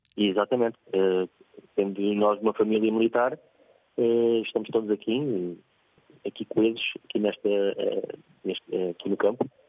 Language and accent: Portuguese; Lisbon, Portugal; Sou de Lisboa. Sou de Lisboa também.